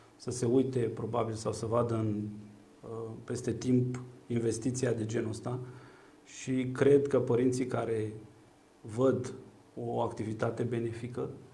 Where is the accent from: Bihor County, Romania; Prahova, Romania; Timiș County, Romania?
Prahova, Romania; Ploiești; Eu sunt un ploieștean cu spirit civic